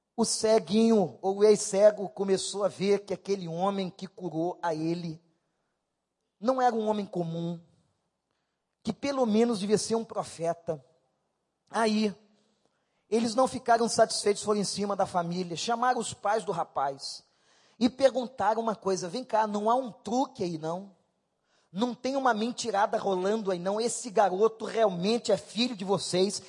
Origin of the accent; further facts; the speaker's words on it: Rio de Janeiro, Brazil; Eu morei lá. Fui criado na Rua Barão.